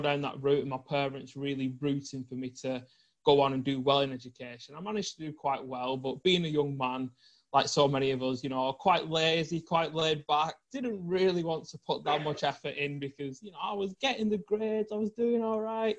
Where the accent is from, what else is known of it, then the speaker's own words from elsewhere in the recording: the north of England, United Kingdom; I grew up in the north of England